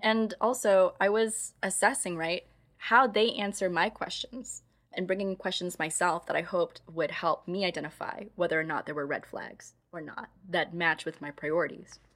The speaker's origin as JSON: {"language": "English", "region": "Midwest", "country": "United States", "moved": "yes", "lives_now": "San Francisco Bay Area, United States", "said": "I come from the Midwest"}